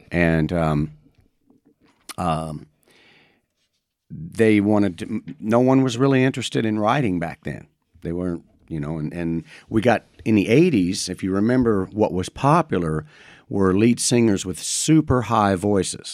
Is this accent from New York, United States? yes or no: no; Madison, Indiana, United States; born and raised in Madison, Indiana